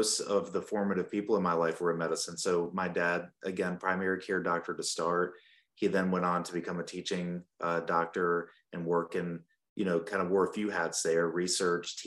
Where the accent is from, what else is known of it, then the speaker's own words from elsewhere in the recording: Burlington, North Carolina, United States; moved away as an adult; also born or lived in Charleston, South Carolina; now in Spartanburg, United States; I grew up in North Carolina in Burlington, where my dad was a primary care doctor there